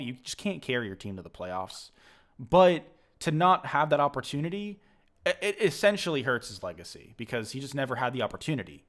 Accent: Massachusetts, United States; I'm from Massachusetts

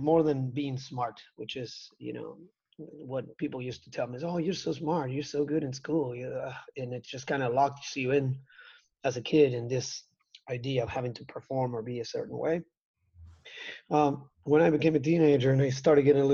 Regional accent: Argentina; I was a young kid growing up in Argentina

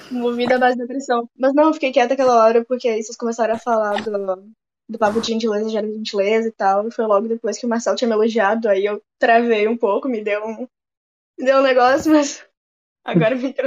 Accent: Rio de Janeiro, Brazil; born there; also born or lived in Bento Gonçalves / Alegrete / Brasília; now in Porto Alegre, Brazil; Eu nasci no Rio de Janeiro, do Rio de Janeiro fui morar em Bento Gonçalves. De Bento Gonçalves voltei pro Rio de Janeiro, aí fui para Alegrete depois, fui para Brasília e tô em Porto Alegre desde 2017.

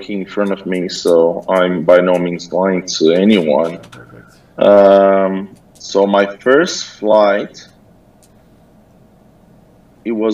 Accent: New Zealand; moved away; also born or lived in Brazil; So I grew up in New Zealand. I was born in Brazil. I grew up in New Zealand.

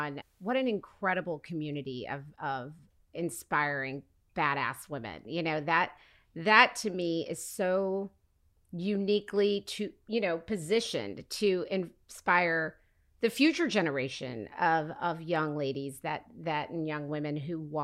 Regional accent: Oklahoma, United States; now in Los Angeles, United States; I didn't grow up here in LA. I grew up in Oklahoma

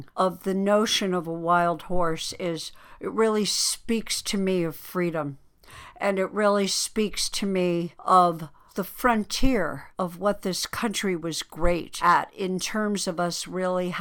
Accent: United States; as an American

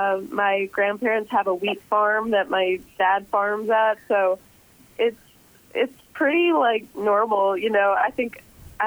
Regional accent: Canada; growing up in Canada

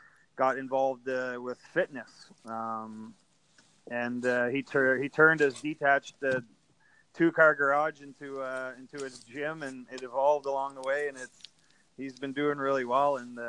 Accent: Orillia, Ontario, Canada; moved away as an adult; also born or lived in Germany / Japan; I'm from Orillia

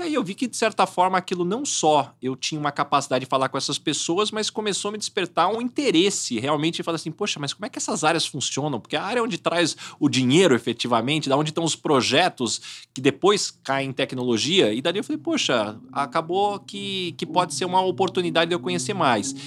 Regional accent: São José do Rio Preto, São Paulo, Brazil; Eu sou de São José do Rio Preto

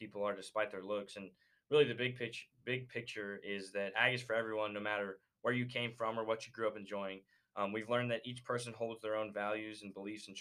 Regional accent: Lamesa, Texas, United States; I am from La Mesa, Texas, about an hour south of Lubbock

